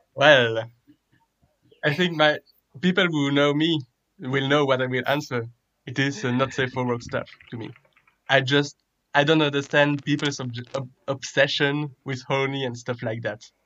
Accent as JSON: {"language": "English", "country": "Belgium", "said": "I'm from Belgium"}